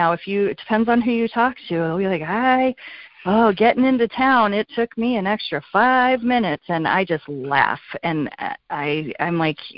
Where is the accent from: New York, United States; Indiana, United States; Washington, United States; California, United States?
California, United States; moved away as an adult; For me and where I'm from, and my I, I moved here from California 22 years ago.